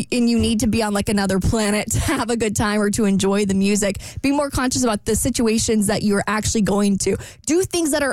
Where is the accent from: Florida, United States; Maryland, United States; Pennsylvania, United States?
Florida, United States; Jacksonville; this really fun part of town in my hometown.